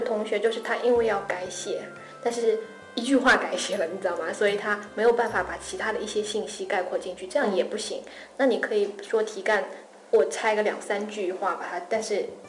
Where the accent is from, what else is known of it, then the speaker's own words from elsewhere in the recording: China; 我是一个中国人的身份